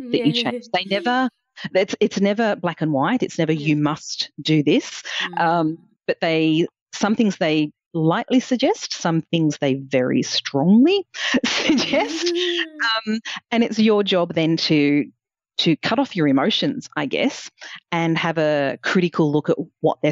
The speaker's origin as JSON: {"language": "English", "town": "Coffs Harbour", "region": "New South Wales", "country": "Australia", "tie": "born or raised there", "also_born_or_lived": "Newcastle / London", "said": "I grew up in Coffs Harbour, which was 25,000 people at the time"}